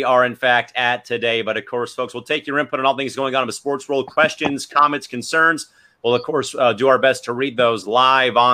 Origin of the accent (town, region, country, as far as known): San Diego, California, United States; born or raised there